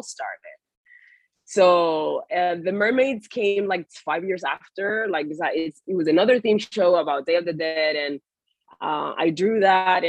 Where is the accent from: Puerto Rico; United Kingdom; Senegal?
Puerto Rico; moved away as an adult; also born or lived in West Palm Beach; now in United States; I was born and raised in Puerto Rico